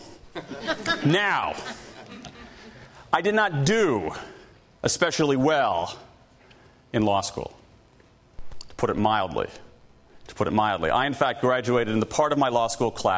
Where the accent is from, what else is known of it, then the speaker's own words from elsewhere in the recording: Columbus, Ohio, United States; I grew up in the Midwest, Columbus, Ohio